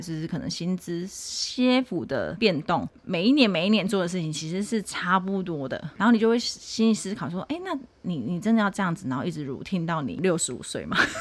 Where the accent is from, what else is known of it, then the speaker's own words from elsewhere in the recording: Tainan, Taiwan; 我是土生土长的台南人， 就是一路在台南出生，然后在台南工作、结婚到换工作